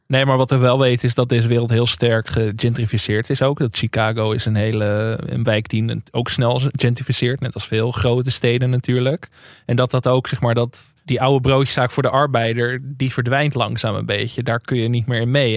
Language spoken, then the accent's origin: Dutch; Enkhuizen, North Holland, Netherlands; in Enkhuizen, waar ik vandaan kom.